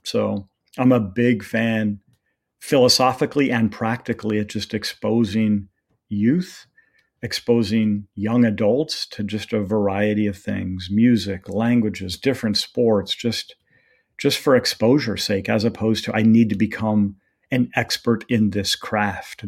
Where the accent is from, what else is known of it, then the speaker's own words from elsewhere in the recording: Redding, California, United States; I was born and raised there